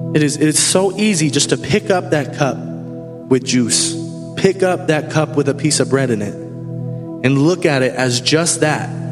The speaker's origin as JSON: {"language": "English", "town": "Tampa", "region": "Florida", "country": "United States", "moved": "yes", "said": "I'm from Tampa, Florida"}